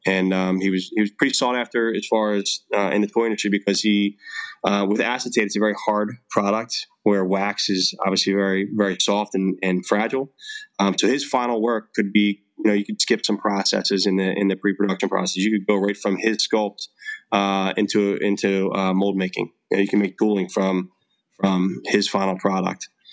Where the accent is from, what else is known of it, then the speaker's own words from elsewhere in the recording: Philadelphia, Pennsylvania, United States; I'm born and raised in Philadelphia, Pennsylvania